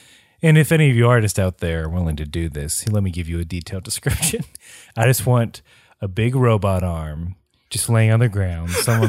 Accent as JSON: {"language": "English", "region": "the South", "country": "United States", "tie": "born or raised there", "said": "Growing up in the South, there were several people that would, man, they'd use a lot of foul language"}